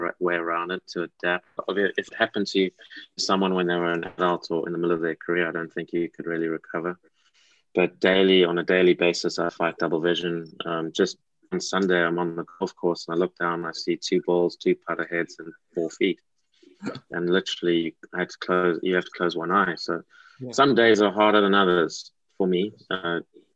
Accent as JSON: {"language": "English", "country": "South Africa", "tie": "born or raised there", "moved": "yes", "lives_now": "England", "said": "I was born in South Africa, and that's a big part of my heritage."}